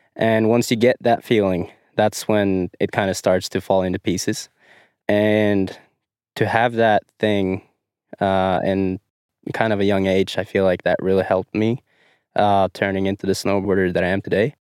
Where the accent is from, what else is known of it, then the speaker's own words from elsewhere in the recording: Dombås, Innlandet, Norway; I am from Dumbos, Norway.